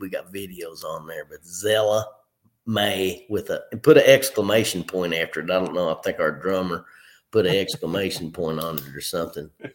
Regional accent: Clinton County, south central Kentucky, United States; also born or lived in Covington, Kentucky / Pikeville, Kentucky; i graduated from clinton county high school shout out to my hometown there in south central kentucky

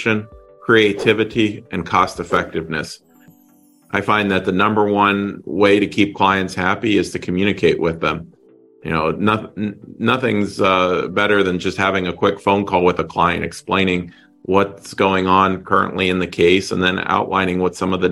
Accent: just outside of Pittsburgh, Pennsylvania, United States; also born or lived in Florida; now in Deerfield Beach, United States; I grew up in just outside of Pittsburgh, Pennsylvania.

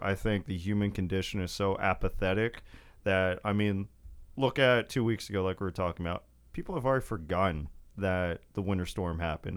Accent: West Texas, United States; growing up in West Texas

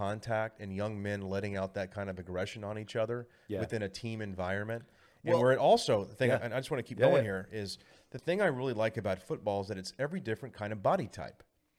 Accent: Corpus Christi, Texas, United States; I grew up in Corpus Christi, Texas

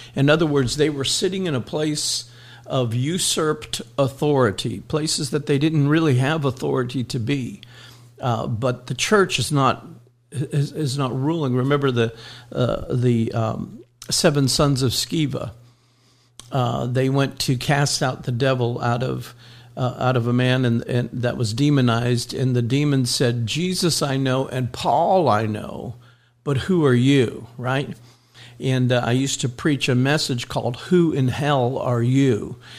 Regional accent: Miami, Florida, United States; when I grew up in Miami

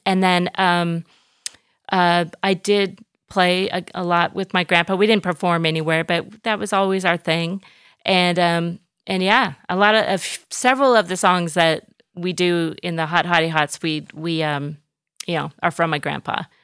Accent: Orange, California, United States; moved away as an adult; now in Athens, Greece; raised in Southern California, in Orange County, Orange, California, the, the city of Orange

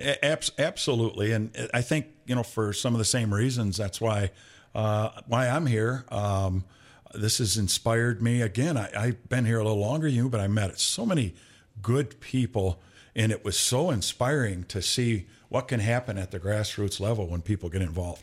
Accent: Flint, Michigan, United States; moved away; I was from, uh, uh, the east side of Flint, Flint Kersley

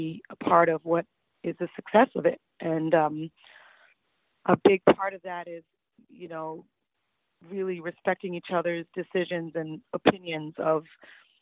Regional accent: Toronto, Ontario, Canada; growing up in Toronto

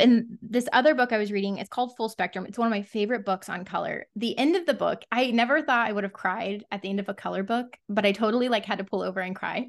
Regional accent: Texas, United States; a Texan

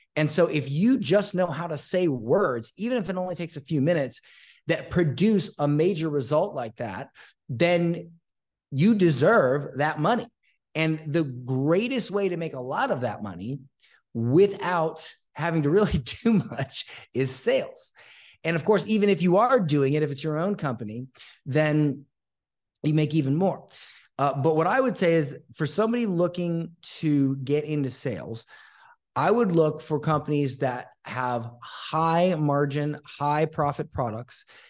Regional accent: Florida, United States; now in Costa Rica; I grew up, uh, in a small town in Florida

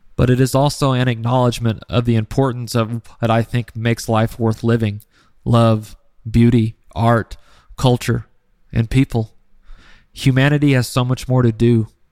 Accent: United States; as an American, I see the United States from a different perspective than those who live elsewhere in the world.

